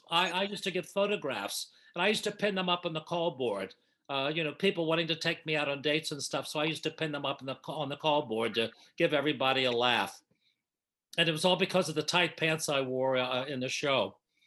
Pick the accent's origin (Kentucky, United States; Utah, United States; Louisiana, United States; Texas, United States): Kentucky, United States; I'm from Kentucky.